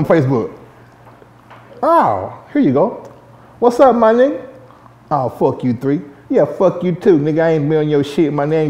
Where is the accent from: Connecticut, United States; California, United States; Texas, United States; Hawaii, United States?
Texas, United States; Dallas; I'm from the South Dallas, Oak Cliff area, but I resided in the North